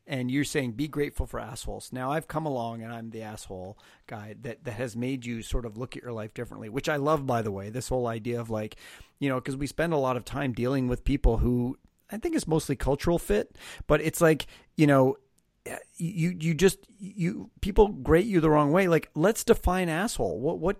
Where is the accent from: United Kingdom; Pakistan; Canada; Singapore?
Canada; now in Los Angeles, United States; I have a very New Yorker personality, even though I live in Los Angeles, but you know, I am Canadian, you would think, but I left Canada for the very reason that I think in Canada, most people thought I was an asshole